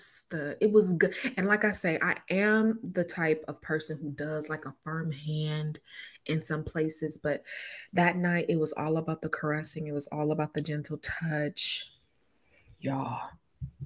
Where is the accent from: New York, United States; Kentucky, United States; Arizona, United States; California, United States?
California, United States; Inglewood; I'm from Inglewood